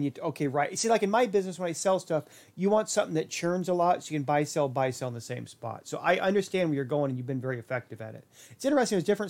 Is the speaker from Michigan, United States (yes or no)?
no; Portland, Oregon, United States; close to where I grew up in the Portland area.